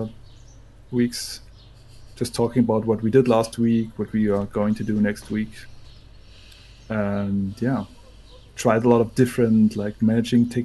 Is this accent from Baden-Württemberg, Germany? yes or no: yes; Konstanz, Baden-Württemberg, Germany; also born or lived in Bremen; now in Leipzig, Germany; I went to Konstanz, my hometown